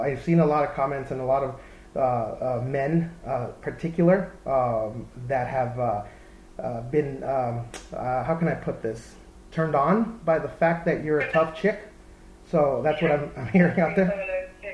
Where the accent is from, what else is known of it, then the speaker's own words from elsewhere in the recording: Texas, United States; I grew up in Texas